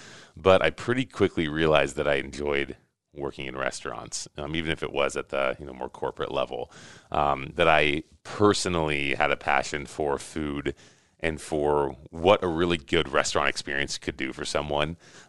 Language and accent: English; Lincoln, Nebraska, United States; So I grew up in Lincoln and went to the university there, got a degree in marketing from UNL.